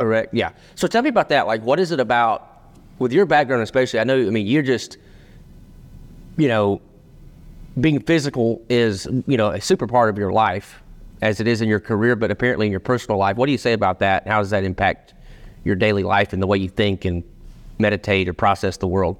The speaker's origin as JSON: {"language": "English", "town": "Rome", "region": "Georgia", "country": "United States", "said": "So, Berry College, so we're both from Rome, Georgia"}